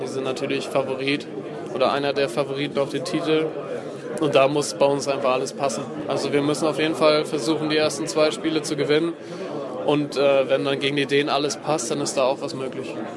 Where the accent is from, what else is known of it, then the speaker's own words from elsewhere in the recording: Kiel, Schleswig-Holstein, Germany; ich bin jetzt, glaube ich, der erste Kieler